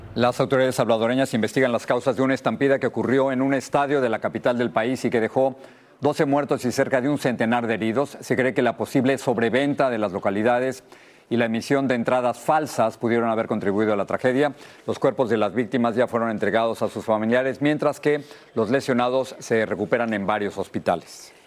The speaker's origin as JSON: {"language": "Spanish", "region": "Mexico City", "country": "Mexico", "tie": "born or raised there", "said": "Los que crecimos en la Ciudad de México estamos acostumbrados al popo y al isla"}